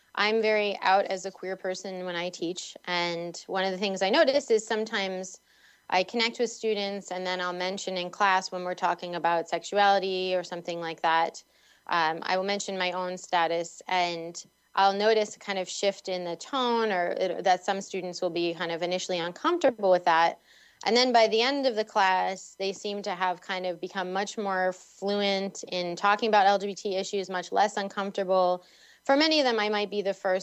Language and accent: English; Boston, Massachusetts, United States; when I was growing up in Boston or the Boston area